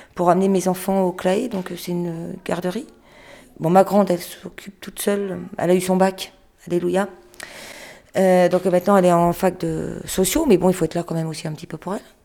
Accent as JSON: {"language": "French", "country": "France", "said": "Je suis française"}